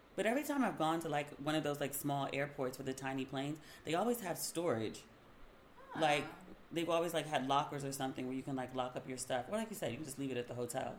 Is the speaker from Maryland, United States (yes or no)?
yes; Maryland, United States; I'm from Maryland